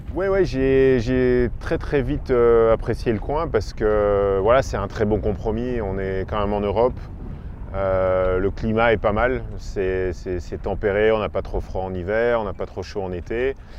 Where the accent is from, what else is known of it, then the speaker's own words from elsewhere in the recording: Belgium; moved away as an adult; now in Azores, Portugal; je suis belge d'origine et je vis ici aux Açores depuis, euh, depuis 7-8 ans, 7 ans maintenant.